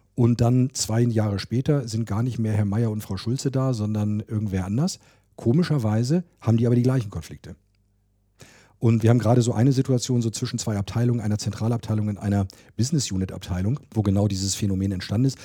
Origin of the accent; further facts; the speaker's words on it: Hanover, Lower Saxony, Germany; moved away; Ich komme auch aus Hannover, ich bin hier geboren